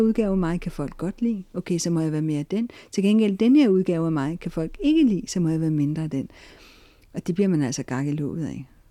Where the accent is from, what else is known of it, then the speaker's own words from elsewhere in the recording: Denmark; Vi danskere